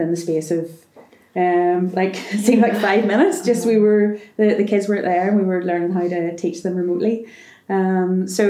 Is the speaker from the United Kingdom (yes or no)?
yes; Bangor, Northern Ireland, United Kingdom; I'm from Bangor